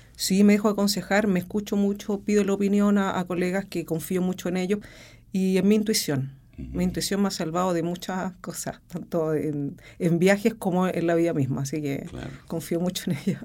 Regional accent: Rancagua, O'Higgins, Chile; soy de Rancagua, me quedé en Rancagua

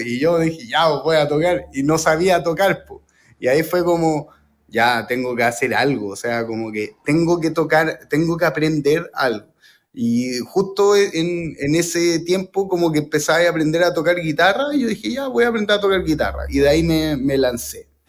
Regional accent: Chile; also born or lived in United States; mi identidad como chileno

